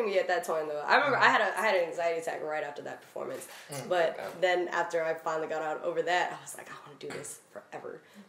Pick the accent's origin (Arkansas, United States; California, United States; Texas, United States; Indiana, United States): California, United States; Stockton; even the kids I've met after not talking to them that like I grew up with in Stockton are like, damn, like you really finna do this.